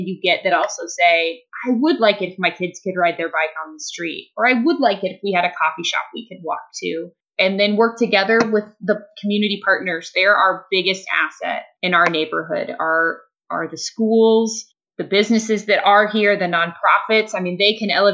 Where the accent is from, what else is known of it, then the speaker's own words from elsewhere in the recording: Fishers, Indiana, United States; also born or lived in Portland; now in Indianapolis, United States; the suburb that I grew up in Fishers, just north of Indianapolis